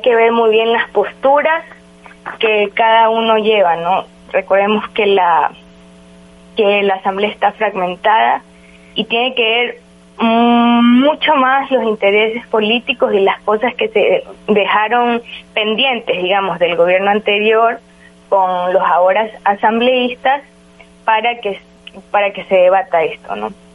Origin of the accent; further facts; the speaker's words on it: Ecuador; como ecuatorianos